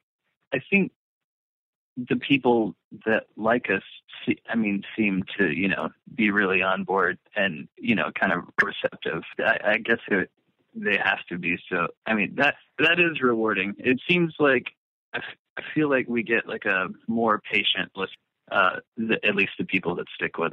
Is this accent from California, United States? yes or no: no; Alabama, United States; also born or lived in Atlanta, Georgia; Well, I was born in Atlanta, lived in a small town outside of Atlanta for like the first 5 years of my life. And then my family moved to Alabama, where I lived for like until I came back when I was like 17.